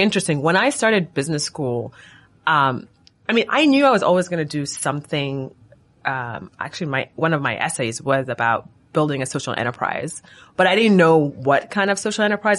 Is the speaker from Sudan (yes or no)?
yes; Sudan; moved away as an adult; now in United States; I'm from Sudan. I came to the U S for college, and so my parents still live in Sudan